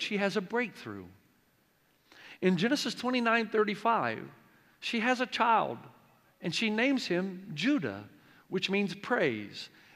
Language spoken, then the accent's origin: English; near Nashville, Tennessee, United States; moved away as an adult; also born or lived in Africa / New Zealand; now in San Dimas, United States; I grew up playing baseball because I grew up not too far from Nashville, Tennessee, thus the accent that never goes away.